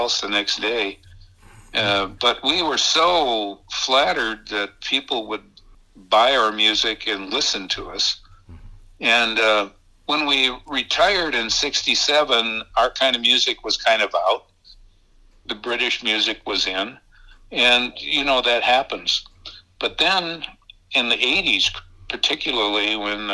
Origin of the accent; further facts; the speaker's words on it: Minneapolis, Minnesota, United States; I was a kid from North Minneapolis